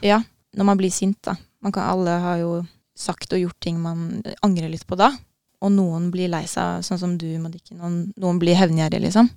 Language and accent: Norwegian; Norway; Vi er jo nordmenn nå